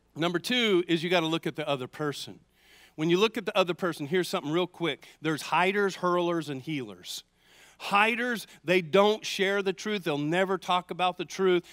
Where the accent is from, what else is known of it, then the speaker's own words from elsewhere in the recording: the South, United States; I grew up in the South